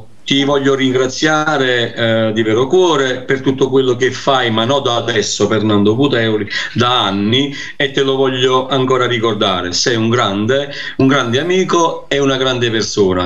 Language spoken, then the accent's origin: Italian; Naples, Campania, Italy; io sono napoletano